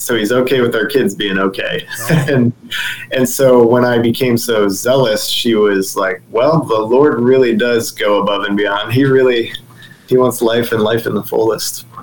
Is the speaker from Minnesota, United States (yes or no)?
no; Dover, Ohio, United States; moved away as an adult; also born or lived in Cleveland, Ohio / Kent, Ohio; now in Sarasota, United States; moved back to my hometown to be closer to family